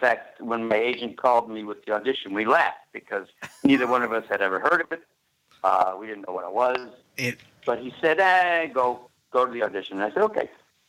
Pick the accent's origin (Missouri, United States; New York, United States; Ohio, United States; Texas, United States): New York, United States; Buffalo; Yeah, I'm from Buffalo.